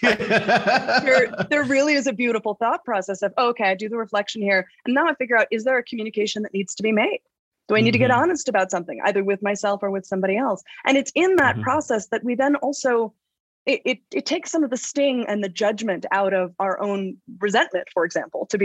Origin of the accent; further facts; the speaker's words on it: Los Angeles, California, United States; I'm a kid from Los Angeles. I grew up, my parents were actors. I grew up in the chaos of the Los Angeles upbringing